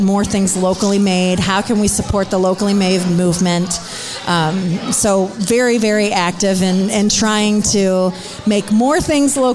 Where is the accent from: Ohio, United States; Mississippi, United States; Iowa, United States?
Ohio, United States; Stow; now in Akron, United States; I grew up in Stowe